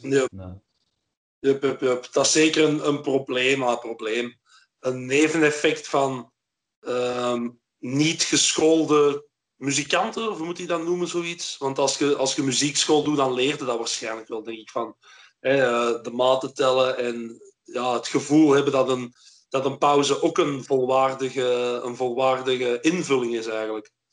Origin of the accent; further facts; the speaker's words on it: Flanders, Belgium; also born or lived in Antwerp; toen ik opgroeide was, was België nog een belastingparadijs voor Hollanders. Dus eh, hier in Torp, vlak over de grens